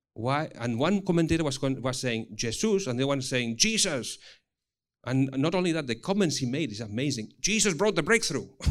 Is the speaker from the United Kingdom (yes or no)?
no; Spain; English is a second language; moved away; also born or lived in Singapore; I come from Spain, but then thirteen years in Singapore.